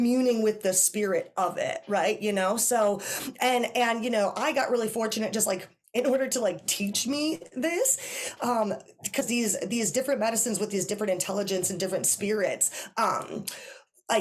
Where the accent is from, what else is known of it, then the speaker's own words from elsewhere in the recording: Wisconsin, United States; I'm from Wisconsin